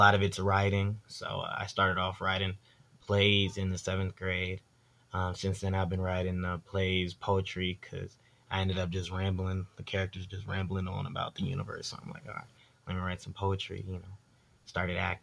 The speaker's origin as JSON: {"language": "English", "town": "Fredericksburg", "region": "Virginia", "country": "United States", "tie": "born or raised there", "also_born_or_lived": "Detroit, Michigan / Dumfries, Virginia"}